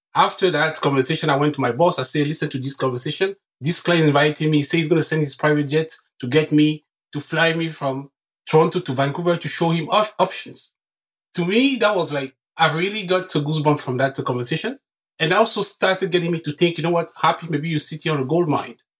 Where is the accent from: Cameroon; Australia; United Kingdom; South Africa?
Cameroon; English is a second language; moved away as an adult; now in Canada; I was born and raised in Cameroon, and I came to Canada in 2005